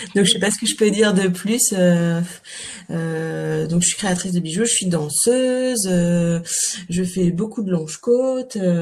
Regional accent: Calvados, Normandy, France; moved away as an adult; also born or lived in Paris; now in Cotentin, France; je suis normande en fait euh, de naissance, hein, mais dans le Calvados

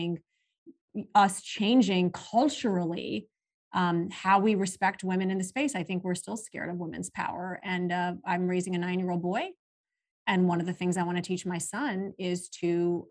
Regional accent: Saudi Arabia; moved away; also born or lived in Pakistan; growing up in Saudi Arabia

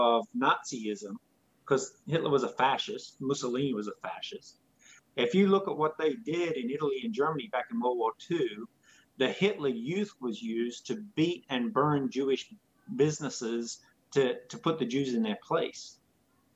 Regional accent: Australia; now in United States; I'm not American. I'm not even a citizen. I'm a permanent resident. So tomorrow I'll probably be on a plane flying back to Australia.

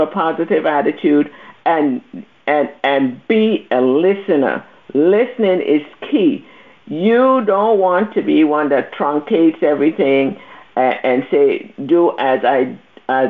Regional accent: U.S. Virgin Islands; moved away; I'm from the Virgin Islands, in case those of you are listening and want to know where my accent is from, St. Thomas.

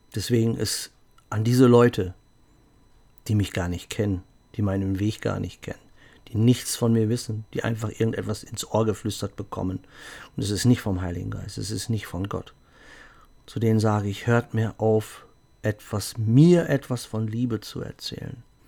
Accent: Germany; ich bin Deutscher.

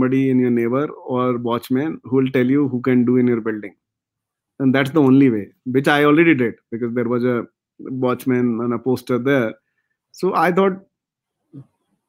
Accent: India; now in Bangalore, India; We as an Indian

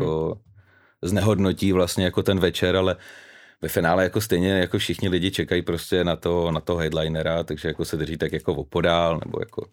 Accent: Vodňany, South Bohemian Region, Czechia; now in Prague, Czechia; pocházím z Vodňan

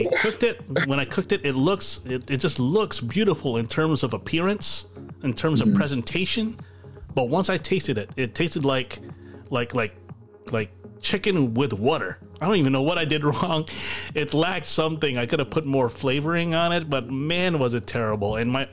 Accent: United States

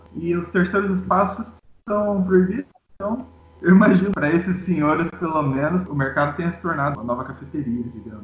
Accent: Foz do Iguaçu, Paraná, Brazil; Na minha cidade natal aconteceu isso, em Foz do Iguaçu

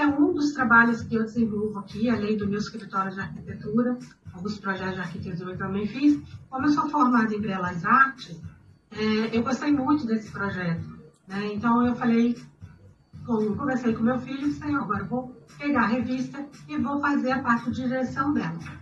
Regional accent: Rio de Janeiro, Brazil; moved away as an adult; now in Liechtenstein; como é que é sair do Rio de Janeiro, é, que eu vim do Rio

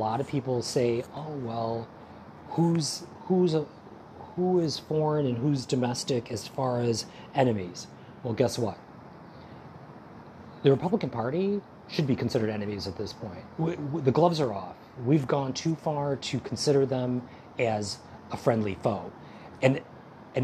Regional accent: United States; As an American

